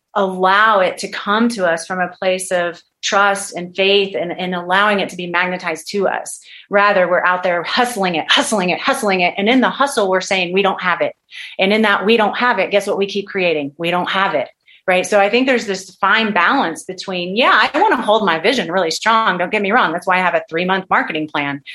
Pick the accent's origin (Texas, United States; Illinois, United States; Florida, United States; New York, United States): Texas, United States; moved away as an adult; also born or lived in California; I'm from Texas, and I left I left Texas. I left my family to go to work with this particular doctor